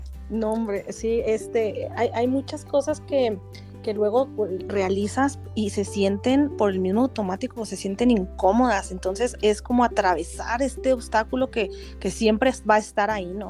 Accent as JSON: {"language": "Spanish", "region": "Chihuahua", "country": "Mexico", "said": "yo acá soy de Chihuahua y las personas de Chihuahua somos así"}